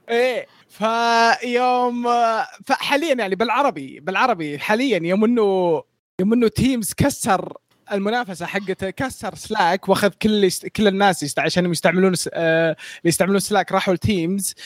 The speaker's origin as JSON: {"language": "Arabic", "country": "Saudi Arabia", "said": "عندنا في السعودية"}